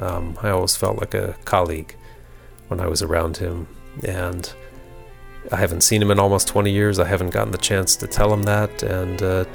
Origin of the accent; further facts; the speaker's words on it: Lexington, Kentucky, United States; my hometown of Lexington, Kentucky